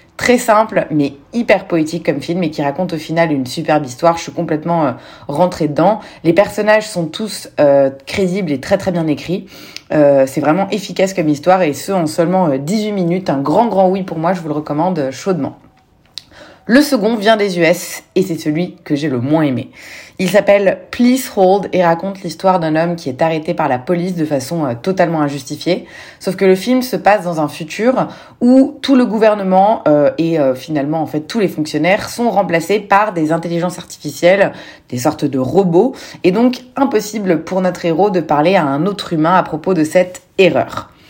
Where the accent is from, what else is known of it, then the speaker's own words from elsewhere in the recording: Lebanon; je suis libanaise